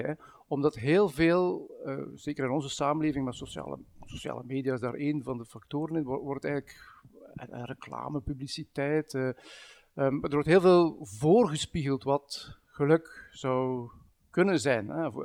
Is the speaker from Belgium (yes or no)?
yes; Bruges, Flanders, Belgium; now in Ghent, Belgium; Ik ben, ben als West-Vlaming opgegroeid in, in, Brugge en woon op dit moment in Gent.